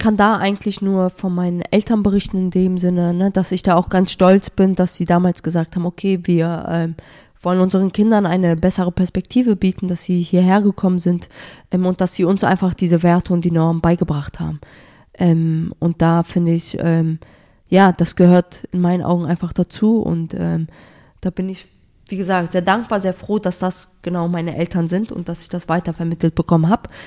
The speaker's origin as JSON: {"language": "German", "country": "Germany", "said": "dass Deutschland meine Heimat ist"}